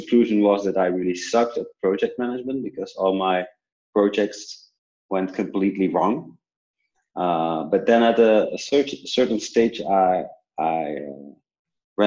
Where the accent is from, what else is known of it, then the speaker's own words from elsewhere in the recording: Belgium; also born or lived in New Zealand; I come from Belgium, where I currently work